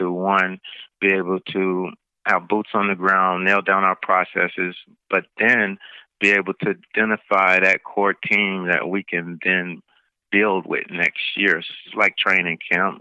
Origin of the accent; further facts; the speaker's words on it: Jackson, Tennessee, United States; moved away; I'm originally from Jackson and wanted to be able to bring something back to my community